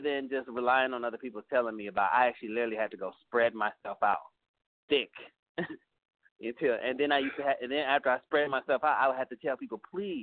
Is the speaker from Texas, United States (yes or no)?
yes; San Antonio, Texas, United States; also born or lived in California / New York / Utah; now in Houston, United States; Originally I'm from San Antonio, Texas